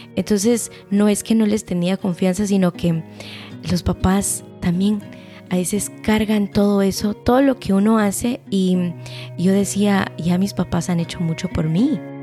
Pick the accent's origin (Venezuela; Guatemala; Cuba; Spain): Guatemala; moved away; nosotros como guatemaltecos